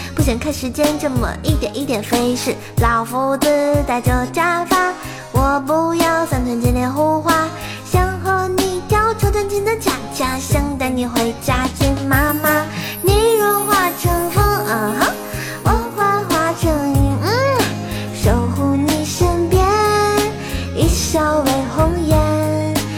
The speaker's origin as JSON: {"language": "Chinese", "region": "Tianjin", "country": "China", "said": "我是天津人啊"}